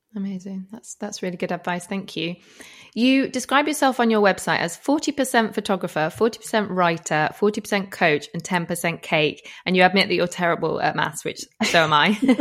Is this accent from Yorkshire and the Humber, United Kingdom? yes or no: yes; Yorkshire and the Humber, United Kingdom; moved away; We're both from West Yorkshire